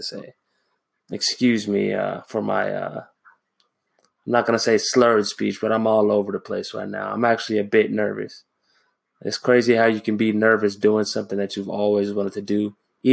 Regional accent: Los Angeles, California, United States; moved away as an adult; now in Japan; I am originally from Los Angeles

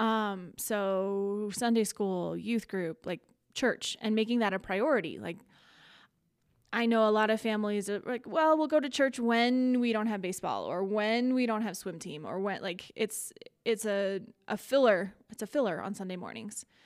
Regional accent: Colorado, United States; also born or lived in Iowa / Bahrain / Cincinnati; grew up in Colorado, went to college in Iowa

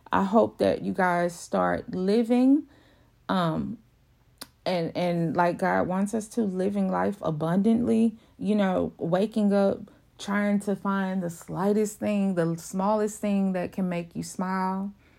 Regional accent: Houston, Texas, United States; I'm from Houston, Texas. Uh, I, I don't live in Houston, but I'm, I'm the outskirts of Houston

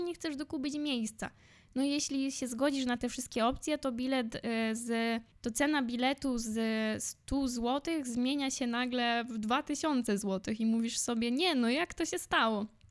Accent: Poland; moved away as an adult; now in Warsaw, Poland; ja jestem ze wsi. Obecnie mieszkam w Warszawie, w centrum, ale większość swojego życia spędziłam na wsi.

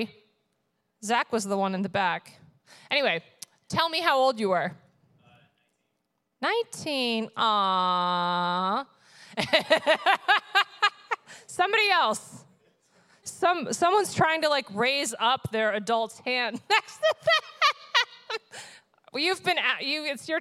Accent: upstate New York, United States; also born or lived in Vermont; I was born in Vermont, but my parents actually lived in upstate New York at the time

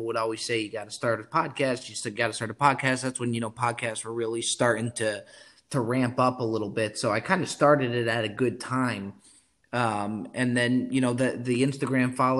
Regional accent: New Jersey, United States; now in Los Angeles, United States; I'm originally from New Jersey. I'm in Los Angeles now. The accent definitely didn't leave me, so I still got that.

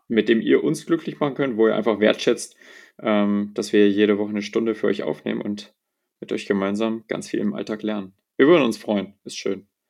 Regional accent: Bavaria, Germany; bei uns in Bayern

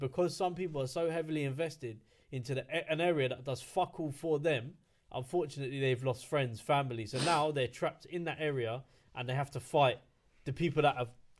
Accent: London, United Kingdom; I'm proud of where I grew up. I'm proud of living in London. I'm proud of being a Londoner. I'm proud of being from West London, whatever.

